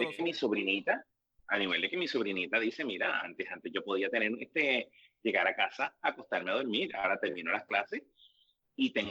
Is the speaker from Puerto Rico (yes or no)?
yes; Puerto Rico; Como americano puertorriqueño que soy